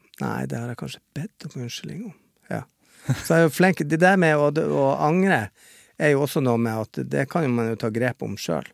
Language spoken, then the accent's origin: Norwegian; Bodø, Nordland, Norway; moved away; hjemme i Bodø så slåss jo mamma